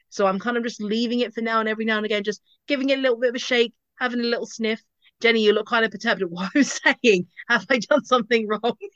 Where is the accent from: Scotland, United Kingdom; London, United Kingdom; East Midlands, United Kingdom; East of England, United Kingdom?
East of England, United Kingdom; Basildon; now in Bedfordshire, United Kingdom; I grew up in Basildon